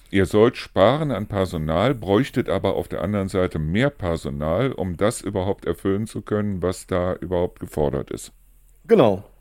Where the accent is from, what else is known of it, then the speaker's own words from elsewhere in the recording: Neuss, North Rhine-Westphalia, Germany; da gibt es also eine Stelle in Neus-Reuschenberg, wo ich herkomme, wo also so ein kleiner Wasserfall irgendwie runterführt